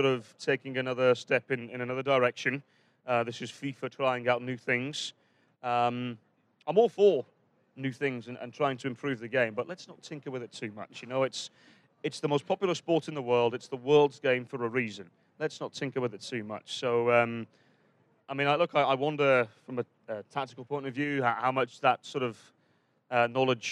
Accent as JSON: {"language": "English", "region": "England", "country": "United Kingdom", "said": "We're English"}